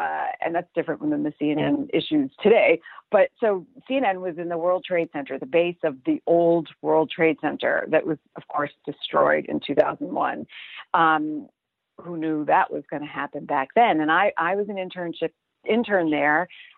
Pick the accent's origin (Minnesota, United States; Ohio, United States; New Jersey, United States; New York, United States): New York, United States; Brooklyn; I grew up in Brooklyn in Flatbush.